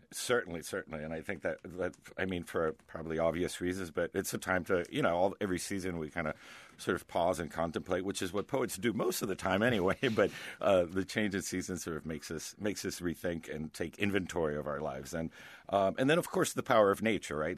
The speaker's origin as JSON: {"language": "English", "town": "Miami", "region": "Florida", "country": "United States", "tie": "born or raised there", "also_born_or_lived": "Connecticut", "moved": "as an adult", "said": "I grew up in Miami"}